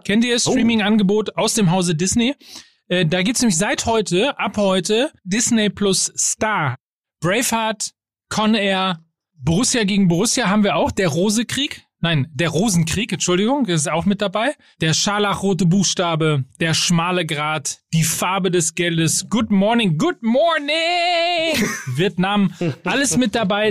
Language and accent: German; North Rhine-Westphalia, Germany; Und als Ostwestfale